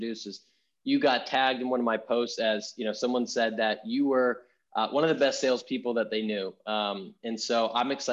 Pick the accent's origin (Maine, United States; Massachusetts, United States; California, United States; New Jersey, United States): Massachusetts, United States; Boston; moved away; I'm from Boston originally